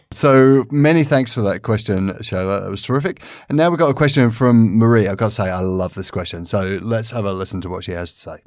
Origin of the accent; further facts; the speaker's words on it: London, United Kingdom; I come from London, which is a city which is where most people move around on a day to day basis by the underground.